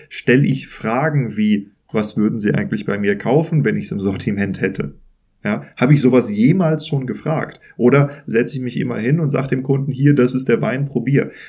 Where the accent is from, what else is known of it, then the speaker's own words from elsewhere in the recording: Kiel, Schleswig-Holstein, Germany; born there; ich bin Norddeutscher, ich bin in Kiel geboren